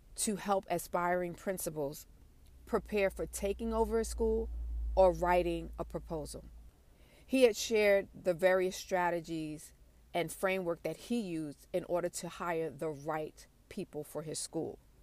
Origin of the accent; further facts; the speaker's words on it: New York City, New York, United States; I'm from Brooklyn